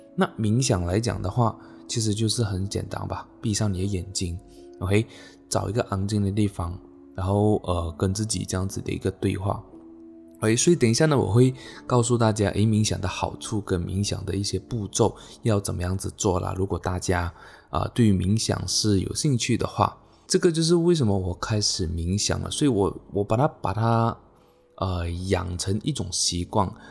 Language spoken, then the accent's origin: Chinese; Malaysia; 那我来自马来西亚，OK，今年二十五岁。